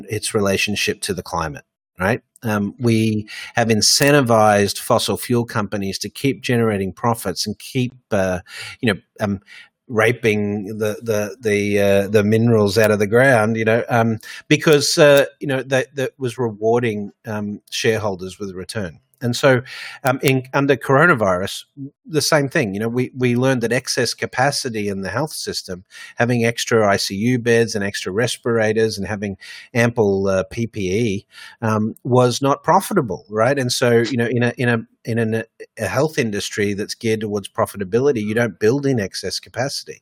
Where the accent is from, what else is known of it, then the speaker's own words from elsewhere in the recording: Australia; also born or lived in Hong Kong / Dubai; now in New York, United States; I'm originally from Australia.